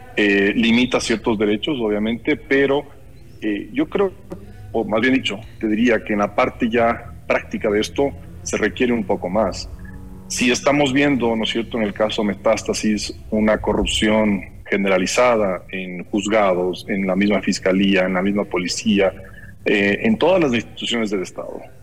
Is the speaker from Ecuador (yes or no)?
yes; Ecuador; todos nosotros como ecuatorianos